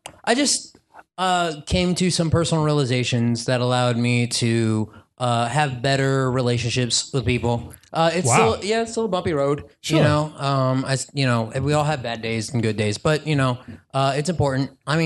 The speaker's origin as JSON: {"language": "English", "town": "Houston", "region": "Texas", "country": "United States", "said": "I come from Houston, Texas"}